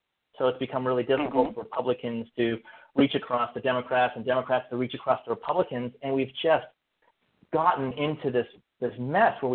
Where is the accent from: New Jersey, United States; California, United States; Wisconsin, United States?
California, United States; Berkeley; I grew up in Berkeley, California